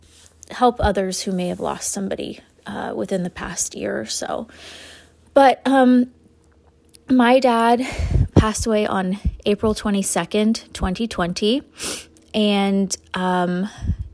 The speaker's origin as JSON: {"language": "English", "town": "Huntington Beach", "region": "California", "country": "United States", "tie": "born or raised there", "moved": "yes", "lives_now": "San Francisco Bay Area, United States", "said": "I am originally a Southern California girl, born and raised in Huntington Beach."}